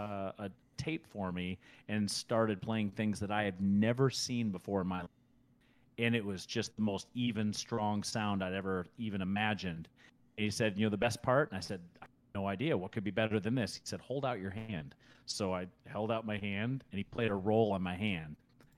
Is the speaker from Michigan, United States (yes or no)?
yes; Michigan, United States; also born or lived in Germany; I'm from Germany. I grew up in Michigan, but I was born in Germany. So I consider myself from Michigan.